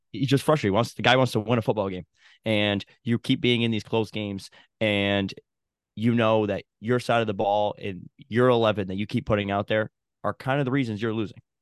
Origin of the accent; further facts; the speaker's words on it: Binghamton, New York, United States; I'm from like Binghamton, New York. Actually the town next to Endicott